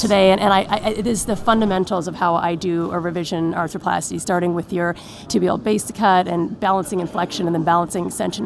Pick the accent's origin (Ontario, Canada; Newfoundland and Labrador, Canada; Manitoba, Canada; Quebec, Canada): Newfoundland and Labrador, Canada; moved away as an adult; also born or lived in Montreal / Hamilton / Calgary / Los Angeles; now in Boston, United States; I was born and raised in Newfoundland